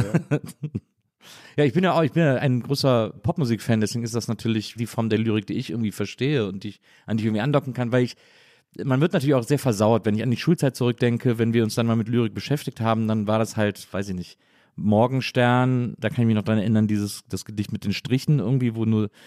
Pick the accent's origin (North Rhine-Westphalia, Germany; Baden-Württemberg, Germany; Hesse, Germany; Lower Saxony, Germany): North Rhine-Westphalia, Germany; Cologne; als Kölner